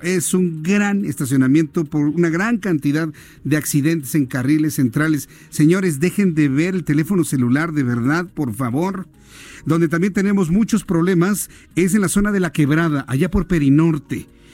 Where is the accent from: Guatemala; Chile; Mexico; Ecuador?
Mexico; accent: cantadito; aquí en México también es algo difícil el español neutro. Aunque usted y yo nos escuchemos normales, nos dicen que cantamos, que tenemos un cantadito.